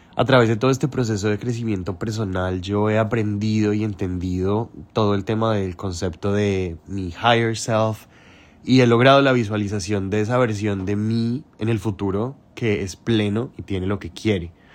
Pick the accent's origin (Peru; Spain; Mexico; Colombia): Colombia; Bogotá; now in New York, United States; soy de Bogotá y vivo en Nueva York